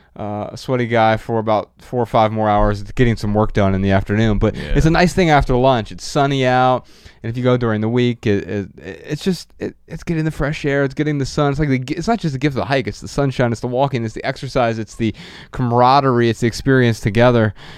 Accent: Dayton, Ohio, United States; now in Los Angeles, United States; we're from Dayton, Ohio

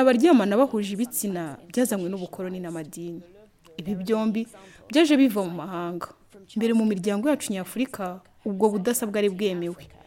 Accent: Togo; now in Canada; muri togo aho nkomoka

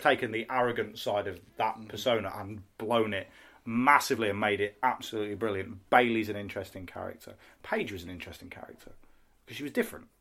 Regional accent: Midlands, United Kingdom; now in North of England, United Kingdom; I'm from the north. Well, I'm from the Midlands and now live in the north

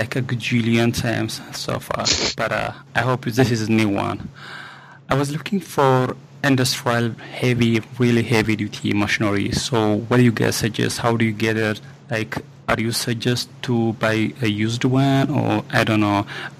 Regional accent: Ethiopia; I'm from Ethiopia.

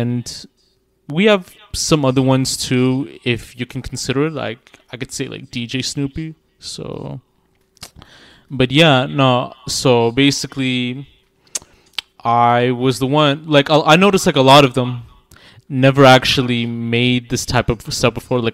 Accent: Toronto, Ontario, Canada; I am from Toronto

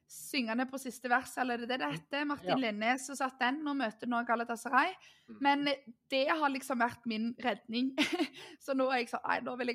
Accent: Norway; det har vært flaut nesten og gått rundt litt som nordmann eh, etter hvert

